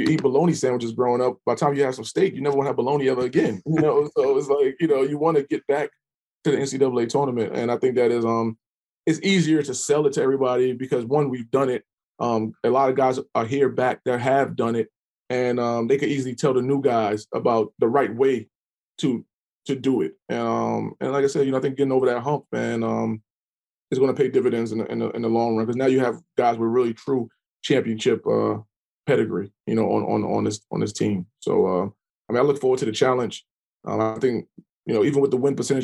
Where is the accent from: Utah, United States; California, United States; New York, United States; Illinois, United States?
New York, United States; New York City; now in Norfolk, United States; I'm from New York City